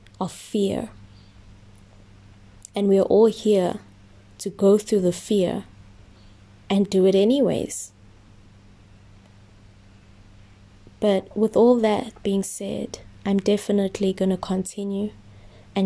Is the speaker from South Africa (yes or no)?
yes; South Africa; also born or lived in Germany; I'm from South Africa